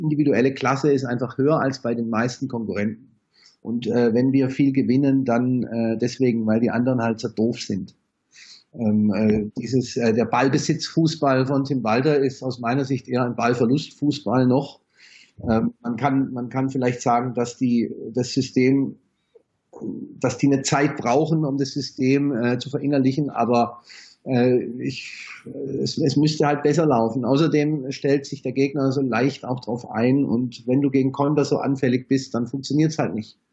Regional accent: Stuttgart, Baden-Württemberg, Germany; now in Heidelberg, Germany; Ich bin äh, wohnhaft in Heidelberg, geboren in Stuttgart

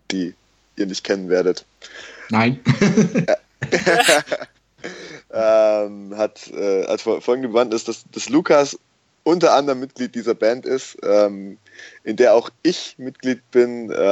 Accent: Urbach, Baden-Württemberg, Germany; ich, ich komme ja aus dem, aus dem Remstal und, und ähm, habe in Urbach mein Elternhaus

